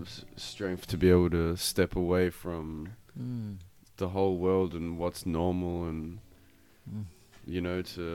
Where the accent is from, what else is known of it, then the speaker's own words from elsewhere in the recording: London, United Kingdom; now in Australia; I'm from London originally